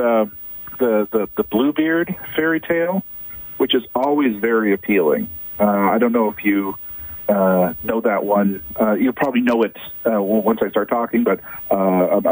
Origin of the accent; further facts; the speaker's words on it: Ottawa, Ontario, Canada; I grew up in Ottawa